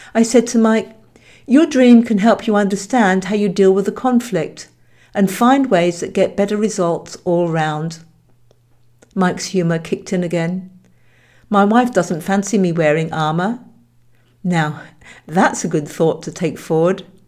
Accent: Hampshire, South East England, United Kingdom; I grew up in Hampshire, England

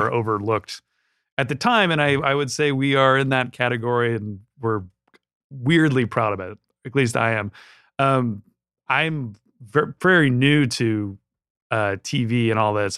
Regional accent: Southern California, United States; I grew up in Southern California

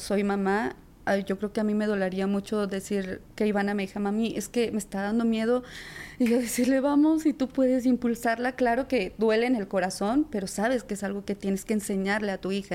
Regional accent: La Paz, Baja California Sur, Mexico; now in Mexico City, Mexico; soy de la Ciudad de México. Yo nací aquí, pero yo crecí en La Paz, Baja California

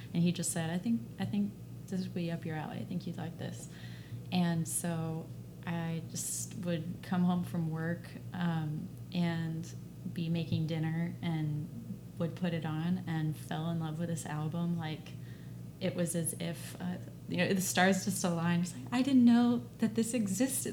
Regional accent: Dallas, Texas, United States; I'm from Dallas

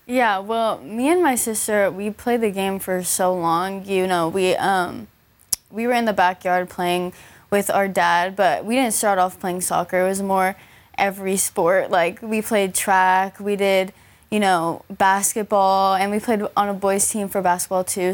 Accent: Los Angeles, California, United States; being in my hometown

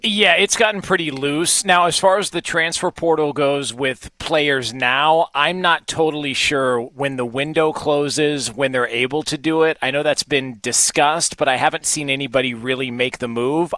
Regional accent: Southern California, United States; I, I grew up in Southern California

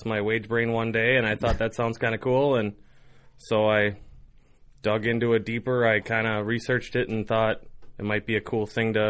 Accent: Winona, Minnesota, United States; moved away as an adult; now in Hayward, United States; my hometown, Winona, Minnesota

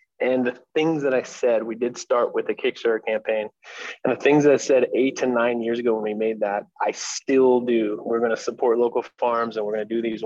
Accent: Ohio, United States; moved away as an adult; also born or lived in Los Angeles, California; now in Arizona, United States; I was in Ohio when I was 18 and kind of battling the chaos of being 18 in a place where you grew up

